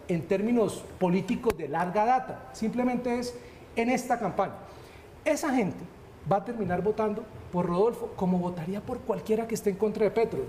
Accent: Bucaramanga, Santander, Colombia; yo soy de Bucaramanga

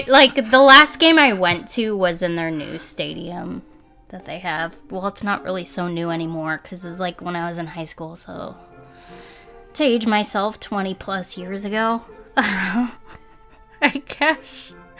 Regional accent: New Jersey, United States; born there; So I was born in New Jersey, so that means, like, the default is to like the teams in New York.

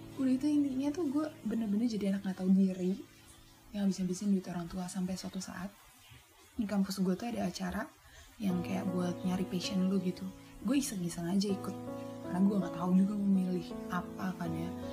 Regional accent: Tanjung, Indonesia; gua ada di daerah Tanjung

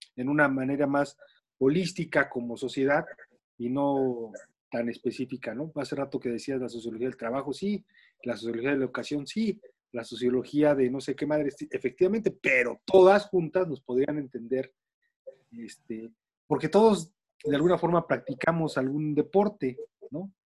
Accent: Mexico; lo que somos los mexicanos

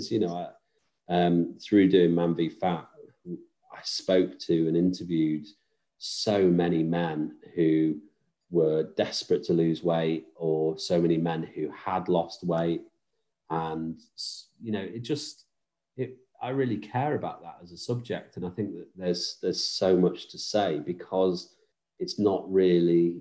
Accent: Stoke-on-Trent, West Midlands, United Kingdom; also born or lived in Manchester; now in Wilmslow, United Kingdom; I am originally from Stoke-on-Trent, Stafford Way, but moved up to Manchester

